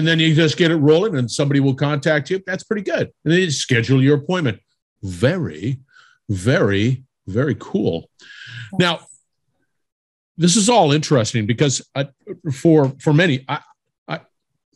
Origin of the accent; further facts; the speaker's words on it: California, United States; I'm originally from California. We don't have ice there